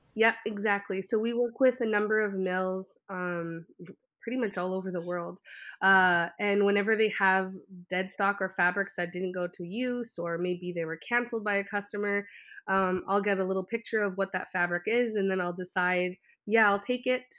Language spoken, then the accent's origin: English; Canada; growing up, I'm French Canadian